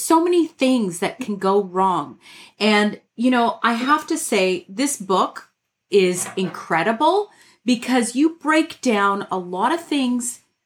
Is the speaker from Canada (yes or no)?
yes; Toronto, Ontario, Canada; I'm Canadian from Toronto